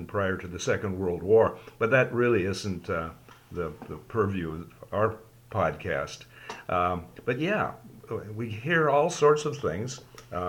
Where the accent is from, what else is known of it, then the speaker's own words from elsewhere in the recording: Canada; we grew up in Canada